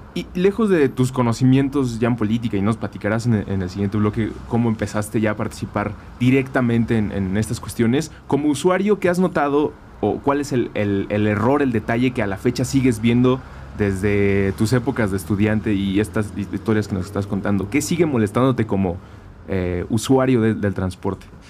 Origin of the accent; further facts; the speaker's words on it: Mexico City, Mexico; Yo crecí 23 eh, años en la Agrícola Oriental, que es una colonia del oriente de la ciudad